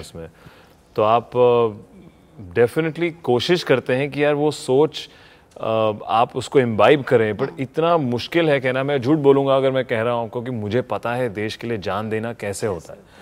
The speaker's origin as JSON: {"language": "Hindi", "region": "Delhi", "country": "India", "tie": "born or raised there", "moved": "yes", "said": "दिल्ली तो मेरे यहाँ पला बड़ा हूँ यहाँ पे"}